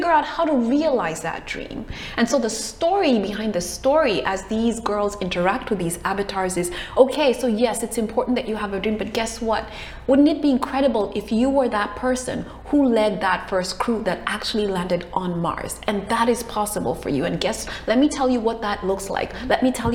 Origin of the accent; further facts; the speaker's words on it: Kenya; I'm originally from Kenya. I was born in Kenya